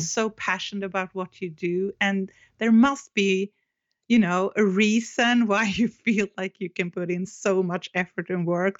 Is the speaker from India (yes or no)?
no; Stockholm, Stockholm County, Sweden; I'm from Stockholm, Sweden.